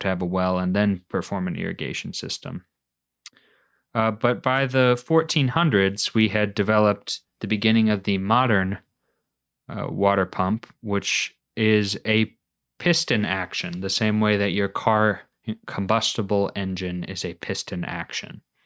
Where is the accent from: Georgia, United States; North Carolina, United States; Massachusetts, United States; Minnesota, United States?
Minnesota, United States; moved away as an adult; now in New England, United States; we grew up in Minnesota, but we weren't really a big winter sports family